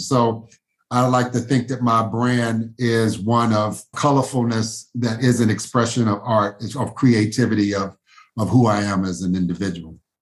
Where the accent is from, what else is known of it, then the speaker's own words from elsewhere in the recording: Louisville, Kentucky, United States; I grew up in Smoketown neighborhood here in Louisville